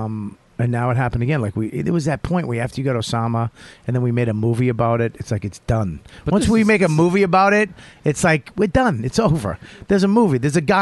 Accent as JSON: {"language": "English", "country": "United States", "said": "That's why I fucking love being American."}